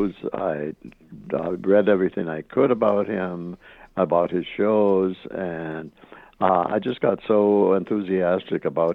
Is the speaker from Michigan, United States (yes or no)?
yes; Hubbell, Michigan, United States; moved away as an adult; also born or lived in Milwaukee; I grew up in Upper Michigan in a little town called Hubble